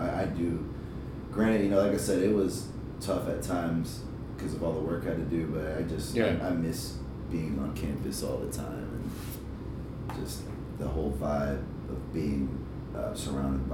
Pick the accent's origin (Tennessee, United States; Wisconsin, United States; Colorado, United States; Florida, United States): Florida, United States; Jacksonville; I was born in South Florida, but raised in Jacksonville.